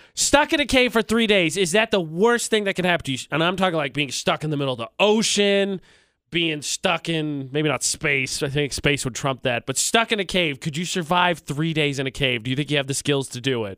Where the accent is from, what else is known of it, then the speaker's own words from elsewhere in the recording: Indiana, United States; moved away; back in my home state, uh, a college, uh, Indiana University